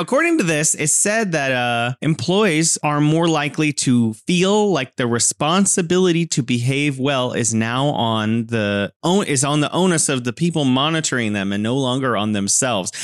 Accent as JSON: {"language": "English", "region": "California", "country": "United States", "moved": "yes", "lives_now": "Wuhan, China", "said": "I'm originally from California and now living in beautiful Wuhan, China."}